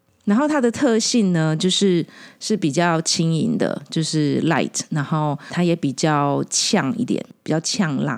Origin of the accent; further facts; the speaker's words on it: Taiwan; 我们台湾人很多小料料理的小吃里面都会用到很多白胡椒。